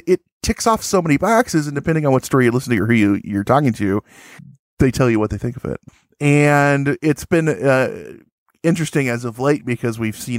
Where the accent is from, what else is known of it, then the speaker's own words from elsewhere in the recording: Chicago, Illinois, United States; accent: Chicago; Now, if I'm supposed to do my right accent, my Chicago accent, be like, oh, hey, because that's my accent.